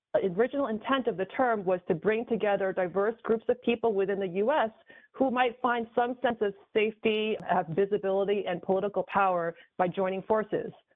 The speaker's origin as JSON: {"language": "English", "region": "New York", "country": "United States", "tie": "born or raised there", "also_born_or_lived": "Taiwan", "moved": "as an adult", "lives_now": "San Francisco Bay Area, United States"}